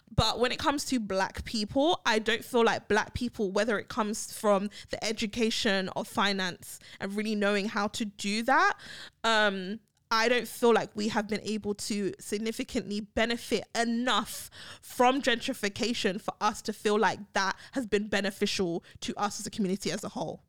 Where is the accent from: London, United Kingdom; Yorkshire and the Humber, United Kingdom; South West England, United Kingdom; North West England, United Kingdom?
London, United Kingdom; moved away; Brixton, where I grew up in South London